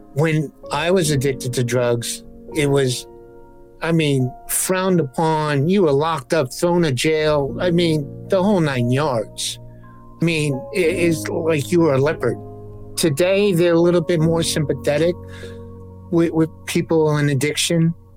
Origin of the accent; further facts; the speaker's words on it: New York City, New York, United States; me growing up in the South Bronx where, where drugs, you know, were, were prevalent